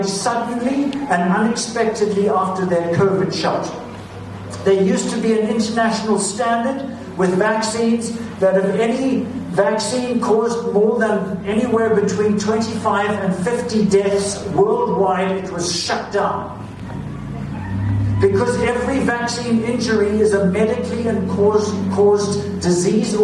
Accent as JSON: {"language": "English", "region": "British Columbia", "country": "Canada", "said": "we as British Columbians"}